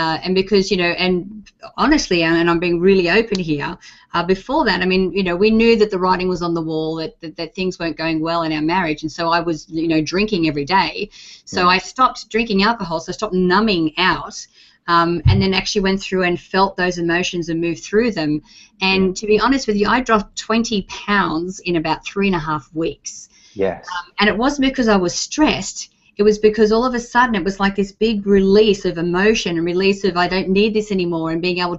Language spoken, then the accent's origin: English; Australia; being Australian